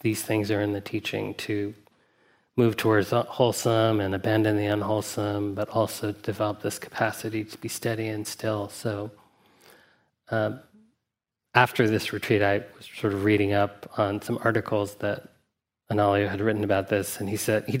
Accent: Huntsville, Alabama, United States; I grew up in Huntsville, Alabama

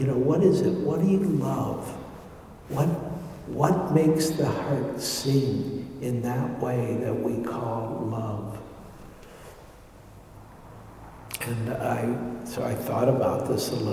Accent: Detroit, Michigan, United States; moved away; also born or lived in New York; when I grew up in Detroit

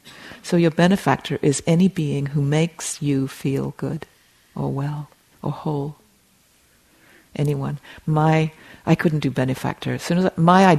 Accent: England, United Kingdom; moved away; I grew up in England, as you can hear.

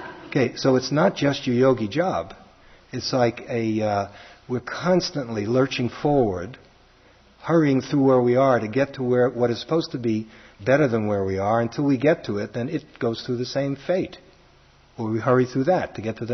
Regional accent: New York City, New York, United States; accent: Brooklyn; my Brooklyn accent

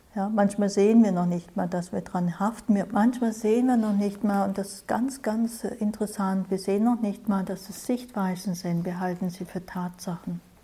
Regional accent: Germany; Wir hier in Deutschland, ne, ich glaube, wir sind alle aus Deutschland, fast alle vielleicht, wir sind einer ganz bestimmten Art sozialisiert, geprägt

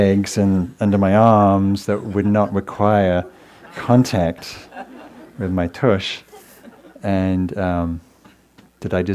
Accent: England, United Kingdom; moved away; I come from England, and my lovely parents are here visiting from England tonight

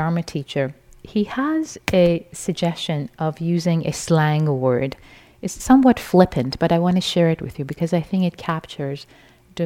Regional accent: Iran; moved away; I was raised in Iran in a liberal Muslim family in a conventional theistic framework

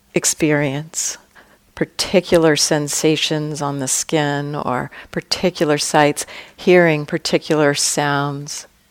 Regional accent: California, United States; I come from California

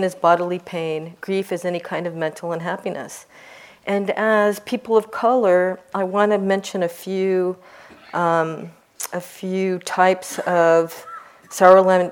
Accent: Seattle, Washington, United States; I'm from Seattle and that's our airlines

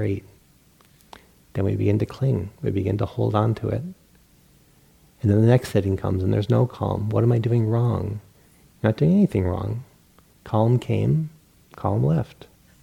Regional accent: Rhode Island, United States; I grew up in Rhode Island, and we have this huge internal bay.

